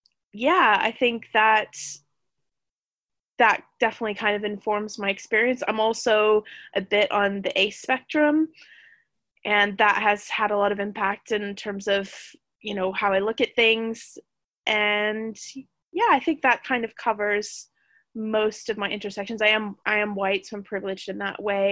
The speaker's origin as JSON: {"language": "English", "country": "United States", "moved": "as an adult", "lives_now": "United Kingdom", "said": "I am an American immigrant that relocated to the UK"}